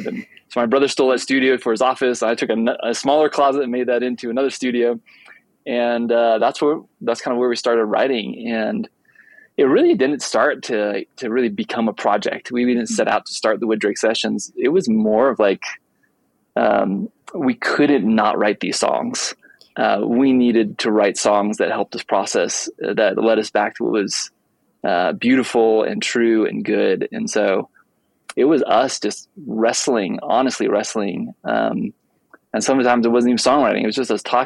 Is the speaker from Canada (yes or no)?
no; outside of the Seattle area, Washington, United States; moved away as an adult; also born or lived in Alaska / Nashville, Tennessee; now in Colorado, United States; I'm from the Northwest. So I grew up outside of the Seattle area